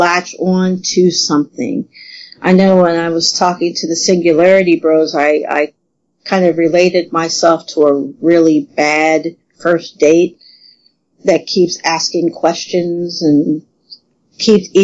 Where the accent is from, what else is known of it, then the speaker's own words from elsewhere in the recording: southern Ohio, United States; Actually a really small town in southern Ohio. So I'm not even from I'm from a rural area.